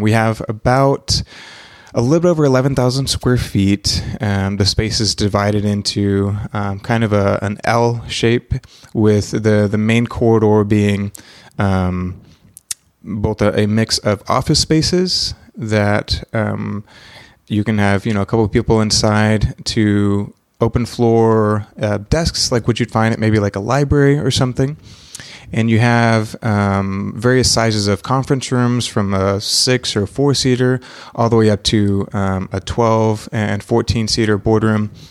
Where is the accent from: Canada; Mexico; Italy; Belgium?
Mexico; also born or lived in Texas / Oklahoma City; now in Wilkes County, United States; born in Texas, um, but I was raised in Mexico and have traveled abroad for a long time